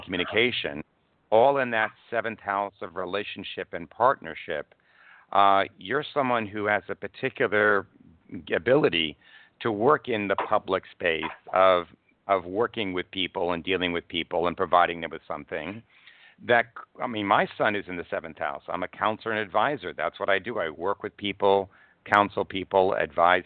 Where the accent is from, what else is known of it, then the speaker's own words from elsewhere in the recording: New York, United States; moved away; I was born in New York Hospital. And I did leave New York